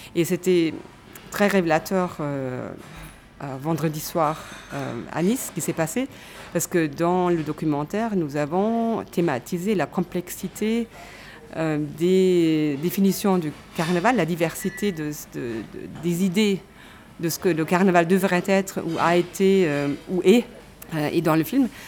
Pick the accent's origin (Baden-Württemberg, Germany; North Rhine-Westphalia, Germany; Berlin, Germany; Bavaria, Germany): North Rhine-Westphalia, Germany; Cologne; moved away; ma ville natale, Cologne